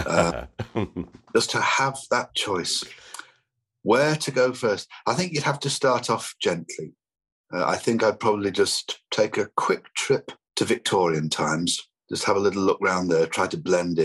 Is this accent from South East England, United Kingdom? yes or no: no; Ormskirk, North West England, United Kingdom; Brought up in Ormskirk in Lancashire, a market town not far from Preston, Liverpool, Manchester